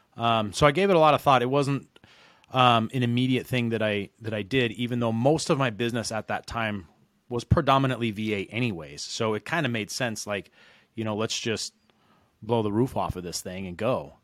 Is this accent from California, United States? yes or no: no; Reno, Nevada, United States; moved away as an adult; now in San Diego, United States; originally I'm from Reno, Nevada, which is where I started doing mortgages